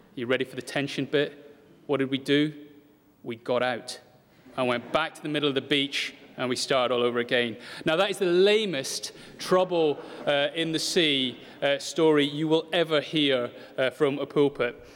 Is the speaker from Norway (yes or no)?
no; United Kingdom; if we're British